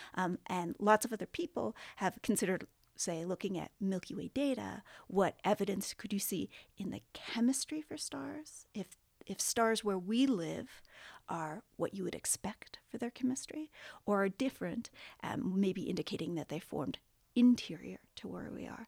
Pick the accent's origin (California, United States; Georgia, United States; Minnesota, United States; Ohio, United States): California, United States; Southern; I grew up in Southern California, right next to the beach